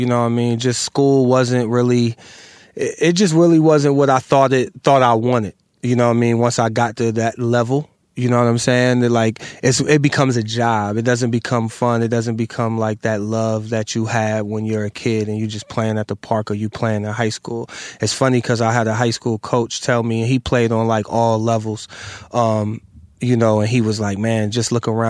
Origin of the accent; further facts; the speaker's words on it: Massillon, Ohio, United States; moved away as an adult; also born or lived in Brooklyn, New York; I grew up in Ohio.